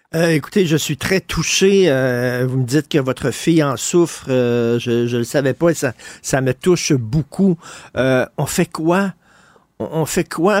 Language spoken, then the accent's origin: French; Montreal, Quebec, Canada; moi, j'ai grandi à Verdun, je viens de Verdun